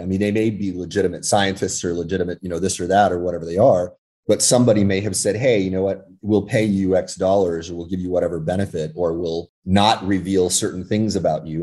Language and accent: English; California, United States; when I was very young, I was raised in California